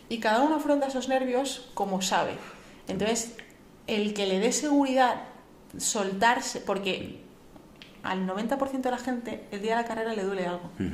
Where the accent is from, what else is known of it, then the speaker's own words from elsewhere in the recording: Sigüenza, Castilla-La Mancha, Spain; now in Madrid, Spain; yo soy un pueblo de Guadalajara